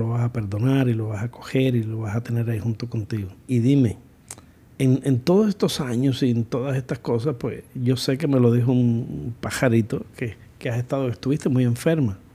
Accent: United States; yo soy una gringa

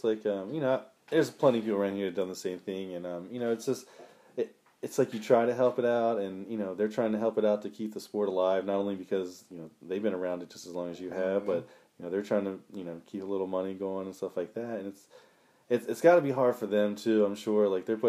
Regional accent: Piney Neck, Delaware, United States; I said I grew up around Piney Neck, and it's when you would see, like, on a state race, you would have like Richard Jarvis

